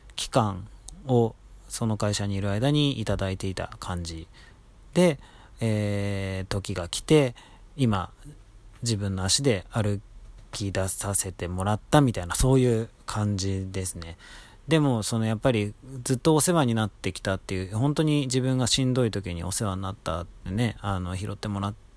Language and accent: Japanese; Tokyo, Japan; moved away as an adult; also born or lived in Nagoya, Aichi; 僕、東京生まれ東京育ちなんですけれども